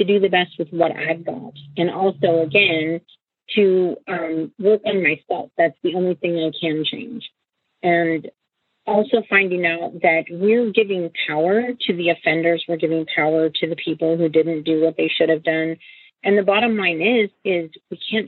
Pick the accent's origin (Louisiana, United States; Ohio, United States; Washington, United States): Washington, United States; also born or lived in Vancouver, Washington; I grew up in Cairns, Washington, and I live in Vancouver, Washington currently